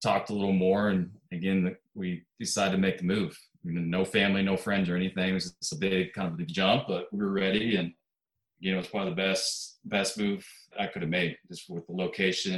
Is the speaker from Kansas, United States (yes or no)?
yes; Kansas, United States; moved away as an adult; I'm originally from the Midwest. I grew up in Kansas, small town in Kansas.